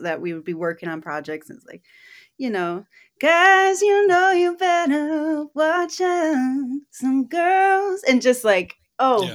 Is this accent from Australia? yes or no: no; Eau Claire, Wisconsin, United States; moved away as an adult; now in Duluth, United States; I grew up in Eau Claire, Wisconsin